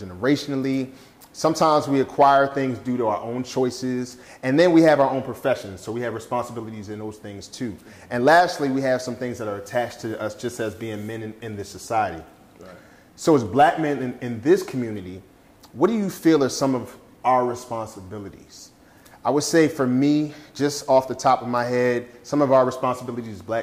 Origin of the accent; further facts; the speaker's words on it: Philadelphia, Pennsylvania, United States; now in Dallas-Fort Worth, United States; I'm from Philadelphia, Pennsylvania, so I'm Philly all day